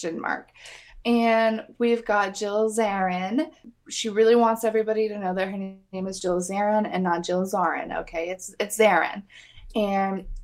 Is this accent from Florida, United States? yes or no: no; Georgia, United States; moved away; we're not from Atlanta. We certainly have some crazy memories in Atlanta, but we're from Georgia